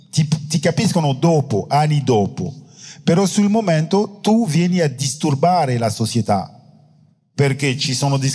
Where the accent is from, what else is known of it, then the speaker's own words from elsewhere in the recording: France; Italian is a second language; Io sono francese e forse in Italia è molto più facile parlare della colonizzazione perché alla fine... Eh, non lo so, non sono italiano.